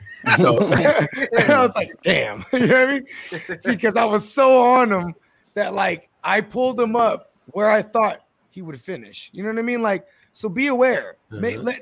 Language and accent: English; the Bay Area, California, United States; I'm from the Bay